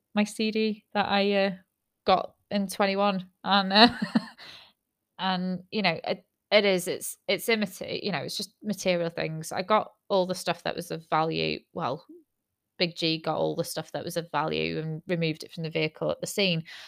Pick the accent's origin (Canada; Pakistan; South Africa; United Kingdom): United Kingdom; I'm British